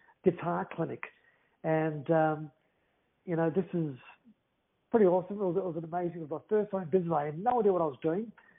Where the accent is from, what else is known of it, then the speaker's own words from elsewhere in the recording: Melbourne, Victoria, Australia; also born or lived in Greece; I'm made in Greece. I was raised in Australia.